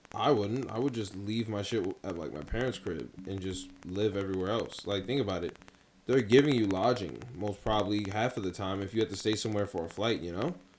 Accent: New York City, New York, United States; I'm a man from Queens

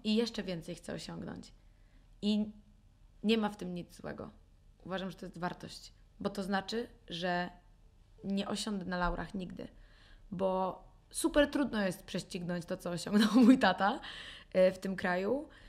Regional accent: Warsaw, Masovian Voivodeship, Poland; moved away as an adult; also born or lived in New York; Natomiast jestem z Warszawy, wychowałam się w Warszawie

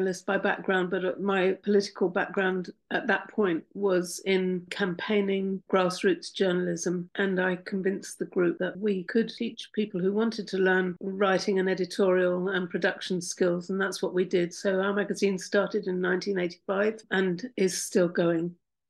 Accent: London, United Kingdom; We're from London in the UK

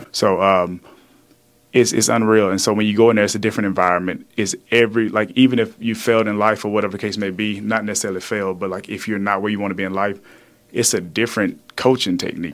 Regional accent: the South, United States; now in Houston, United States; I'm from the South

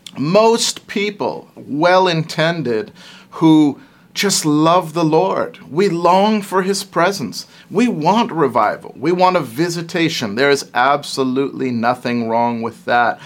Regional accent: Canada; I'm a Canadian

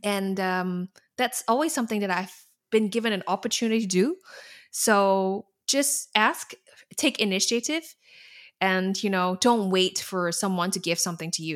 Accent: Singapore; moved away as an adult; now in Netherlands; I'm from Singapore

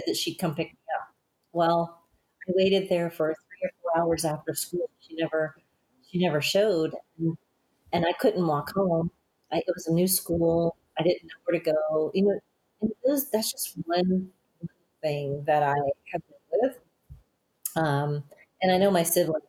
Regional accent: Alabama, United States; also born or lived in Denver; now in San Antonio, United States; growing up in Alabama, Alabama is really a poor state, and it's crazy that we were some of the poorest ones in that state

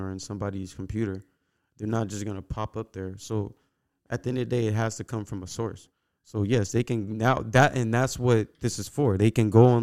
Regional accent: United States; I'm from America

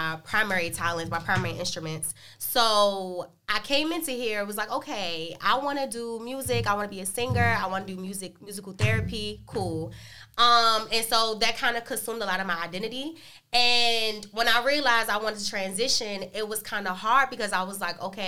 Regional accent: Washington, District of Columbia, United States; I'm from Northeast DC, born and raised.

